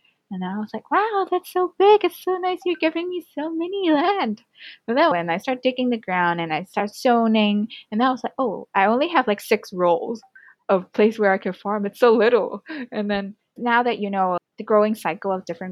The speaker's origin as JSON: {"language": "English", "country": "Hong Kong", "tie": "born or raised there", "said": "growing up in Hong Kong, I'm the only child"}